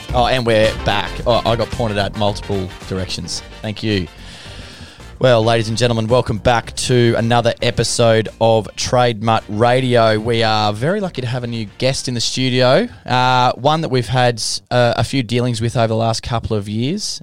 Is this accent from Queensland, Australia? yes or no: yes; Longreach, Queensland, Australia; moved away; I'm from Long Reach